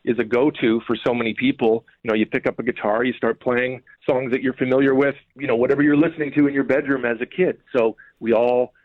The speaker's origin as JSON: {"language": "English", "town": "Winnipeg", "region": "Manitoba", "country": "Canada", "said": "I'm from Winnipeg"}